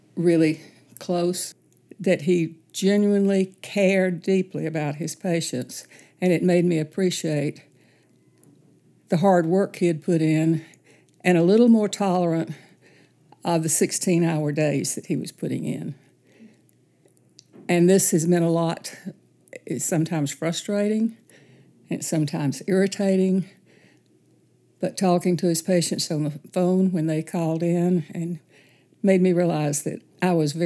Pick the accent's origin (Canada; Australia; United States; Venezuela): United States; Tuscaloosa, Alabama; also born or lived in Sylacauga, Alabama; moved to Tuscaloosa and lived there until I got married